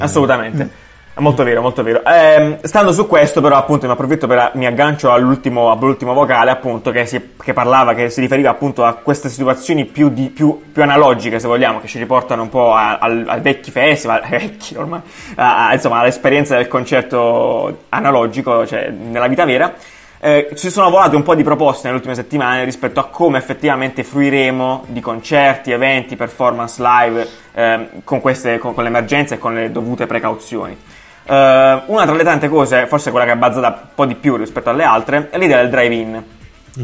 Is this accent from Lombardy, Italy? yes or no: no; Apulia, Italy; moved away; io organizzo un festival giù da me eh, in Puglia, nel mio paesino